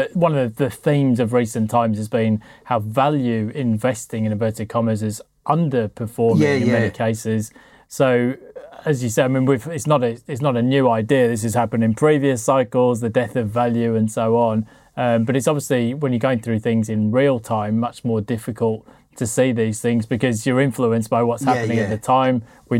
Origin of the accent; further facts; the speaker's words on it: Sheffield, Yorkshire and the Humber, United Kingdom; I grew up in Sheffield, and because there was a famous football disaster there at the Hillsborough Stadium